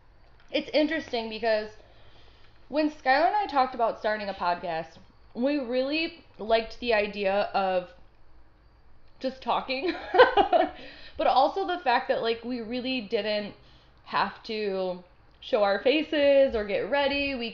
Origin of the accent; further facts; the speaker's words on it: Netherlands; I am from the Netherlands, Margie.